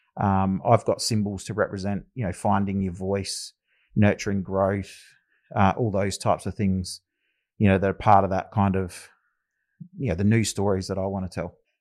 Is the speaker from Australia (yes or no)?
yes; Adelaide, South Australia, Australia; also born or lived in Loxton / Alice Springs (family); I've resided a lot of my life down here in Adelaide, uh, growing up in the northern suburbs.